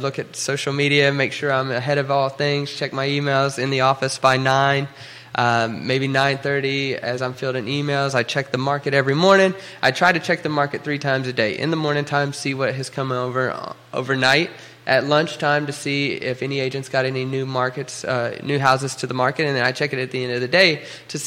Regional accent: Oklahoma, United States; now in Charlottesville, United States; I'm actually from Oklahoma

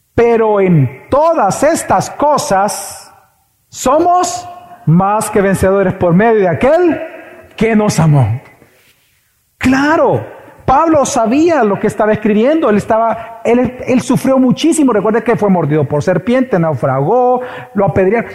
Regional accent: El Salvador; Aquí los salvadoreños somos de extremos

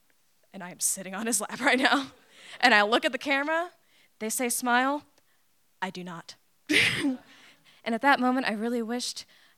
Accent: Texas, United States; moved away; I grew up in Texas in a very religious Pentecostal family

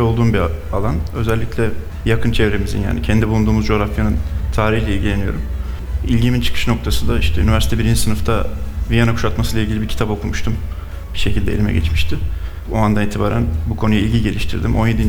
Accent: Ankara, Turkey; Ankara'dan geliyorum. 1985 Ankara doğumluyum.

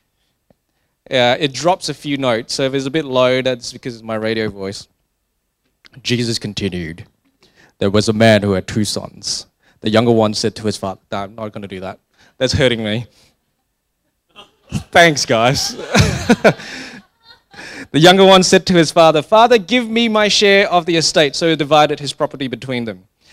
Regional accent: Singapore; I grew up in Singapore

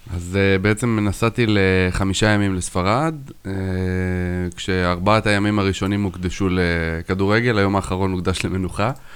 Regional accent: Israel; אנחנו ישראלים

